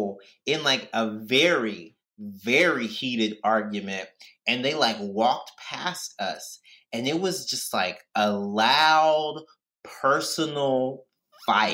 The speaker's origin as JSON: {"language": "English", "region": "Mississippi", "country": "United States", "moved": "yes", "said": "I'm from Mississippi"}